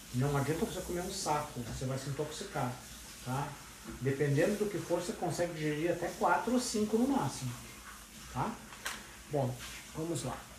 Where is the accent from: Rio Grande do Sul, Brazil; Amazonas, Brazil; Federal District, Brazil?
Rio Grande do Sul, Brazil; eu sou gaúcho